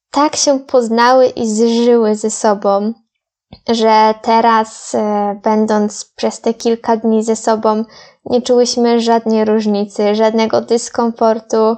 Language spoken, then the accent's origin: Polish; Poland; Ja z Polski